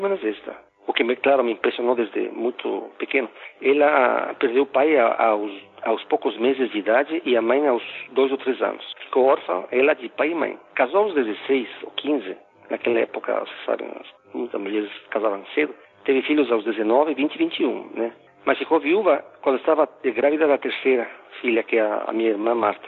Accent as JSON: {"language": "Portuguese", "town": "Quito", "region": "Pichincha", "country": "Ecuador", "tie": "born or raised there", "also_born_or_lived": "United States", "first_language": "Spanish", "second_language": "Portuguese", "moved": "as an adult", "lives_now": "Brazil", "said": "eu sou equatoriano, nasci em Quito"}